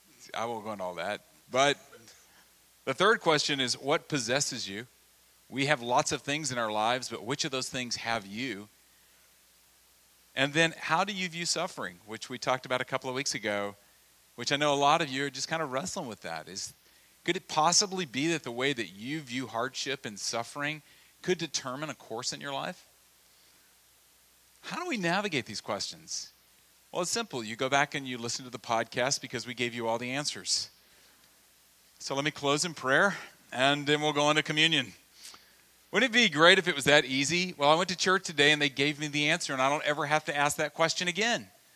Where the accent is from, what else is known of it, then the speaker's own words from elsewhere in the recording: Louisiana, United States; But when I was a little kid, I grew up in Louisiana, and we would have the parish fair in our hometown because we were Central Louisiana.